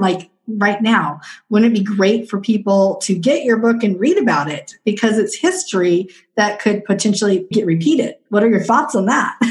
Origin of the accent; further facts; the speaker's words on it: Southwest Washington, United States; I'm from Southwest Washington